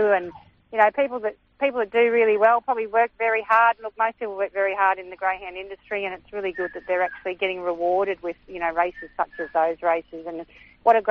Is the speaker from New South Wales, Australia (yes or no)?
no; Toowoomba, Queensland, Australia; that's where I'm from.